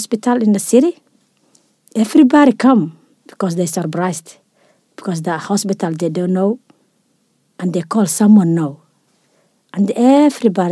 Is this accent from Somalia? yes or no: yes; Somalia; moved away as an adult; also born or lived in Europe; now in Australia; I'm from Somalia